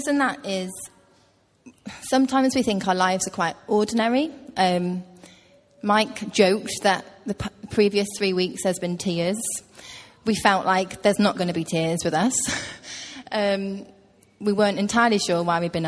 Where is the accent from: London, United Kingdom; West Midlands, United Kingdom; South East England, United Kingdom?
West Midlands, United Kingdom; Hereford; now in Teesside, United Kingdom; I grew up in Hereford, which is in the West Midlands, quite near Wales.